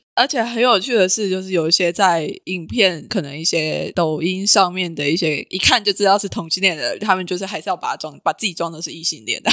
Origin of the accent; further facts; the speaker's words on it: Taiwan; 就我一个台湾人的角度来看